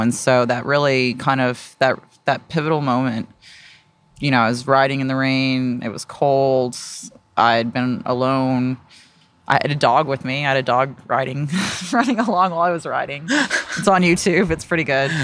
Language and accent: English; Austin, Texas, United States; also born or lived in South Carolina; I'm from Texas. Uh, I, I was born in South Carolina, but I've grown up here. I've been, my family's been in the Austin area since the early eighties